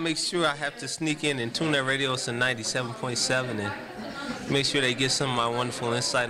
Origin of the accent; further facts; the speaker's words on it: St. Louis, Missouri, United States; I'm from St. Louis, Missouri.